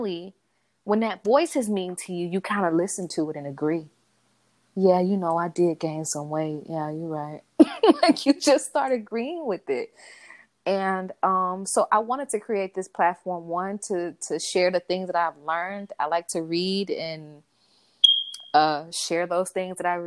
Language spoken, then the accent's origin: English; Miami, Florida, United States; I grew up in Liberty City